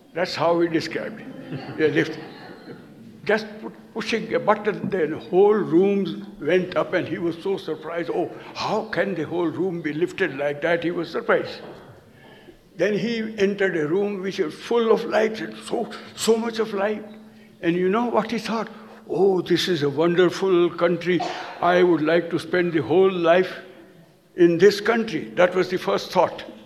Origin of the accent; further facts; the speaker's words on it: India; I, as an Indian